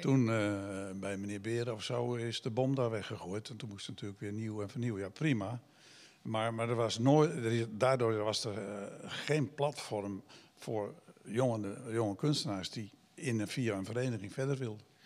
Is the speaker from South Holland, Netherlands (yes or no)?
yes; Giessendam, South Holland, Netherlands; Ik ben ooit opgegroeid in eh, het Gorkumse